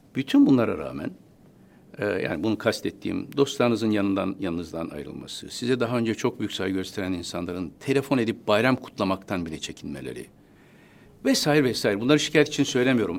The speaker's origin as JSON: {"language": "Turkish", "region": "Istanbul", "country": "Turkey", "tie": "born or raised there", "also_born_or_lived": "Taşkent, Konya", "said": "bin yıl hiç bozulmadan sürdüğü bir ortamda doğdum. Dört yaşına kadar orada kaldım"}